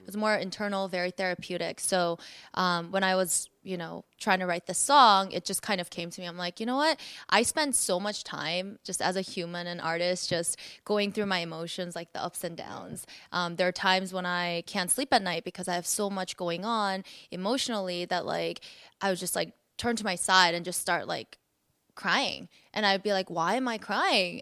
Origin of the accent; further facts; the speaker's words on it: South Korea; now in United States; I was born in Korea, so I was raised in, born and raised in, you know, Asia.